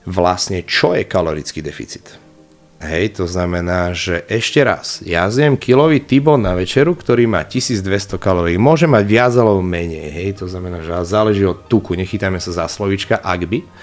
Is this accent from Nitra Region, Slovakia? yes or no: yes; Nitra, Nitra Region, Slovakia; Ja som z Nitry viac menej, z okolia Nitry